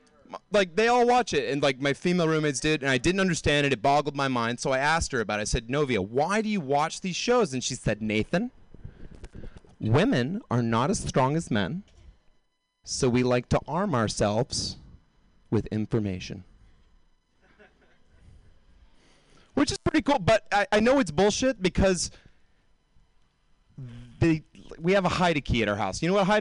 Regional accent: the South, United States; moved away; Like, when I moved here from the South, like, deep, deep South, I didn't know anything about astronomy.

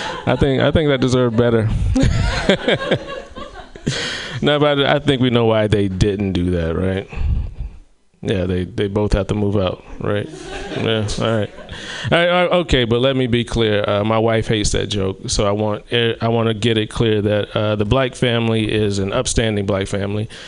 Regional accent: South Carolina, United States; moved away; in my hometown of South Carolina

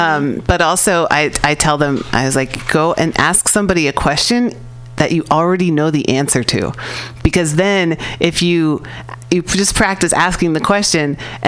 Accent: California, United States; I'm from California, so like when we think about other states, we're like, they're over there.

